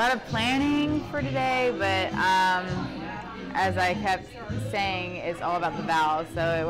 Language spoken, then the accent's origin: English; Birmingham, Alabama, United States; I'm from Birmingham, Alabama